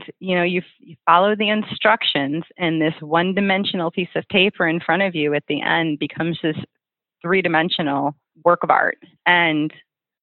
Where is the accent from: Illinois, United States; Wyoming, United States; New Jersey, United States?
Illinois, United States; Oak Forest; also born or lived in Oak Lawn, Illinois / Chicago / North Carolina; I grew up in Oak Forest, which is about 20 miles south of Chicago